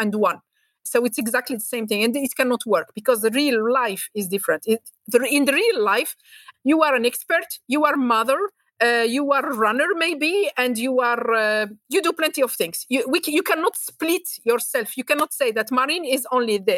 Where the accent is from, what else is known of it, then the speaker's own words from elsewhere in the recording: Algiers, Algiers Province, Algeria; moved away; also born or lived in Paris, France; I was born and raised in Algiers and then moved to Paris.